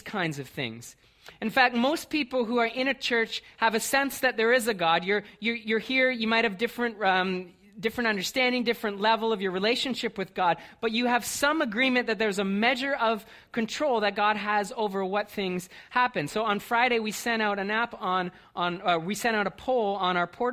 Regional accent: Brantford, Ontario, Canada; moved away; I grew up in Brantford.

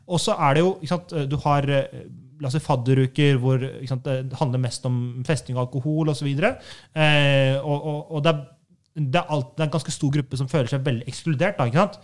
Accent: Halden, Østfold, Norway; jeg er fra Halden

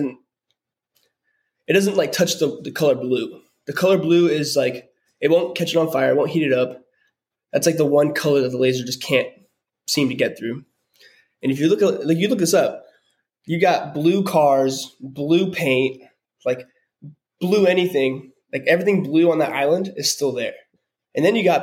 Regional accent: Hawaii, United States; moved away; I grew up in Hawaii.

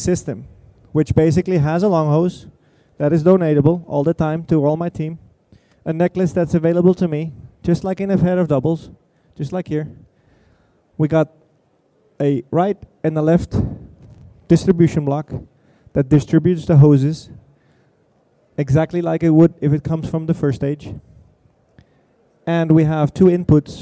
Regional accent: Denmark; I'm from Denmark

